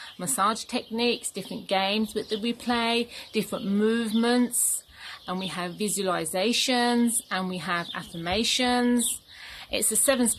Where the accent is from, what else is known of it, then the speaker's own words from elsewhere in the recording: London, United Kingdom; moved away as an adult; now in Cyprus; I was born and brought up in London and I moved to Cyprus when I got married